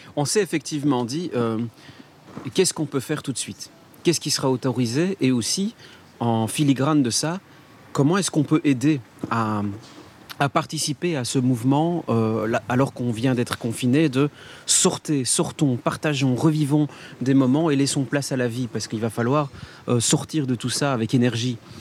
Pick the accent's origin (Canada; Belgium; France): Belgium; Liège, Wallonia; je suis liégeois